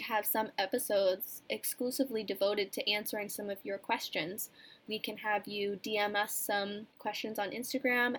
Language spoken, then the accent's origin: English; Swanton, Vermont, United States; I am from Swanton, Vermont, which is about 45 minutes from school